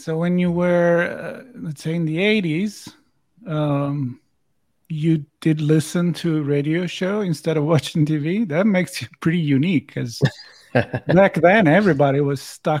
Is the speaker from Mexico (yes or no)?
no; Italy; English is a second language; Now I grew up in Italy, so you're going to have to explain me that. I'm not familiar.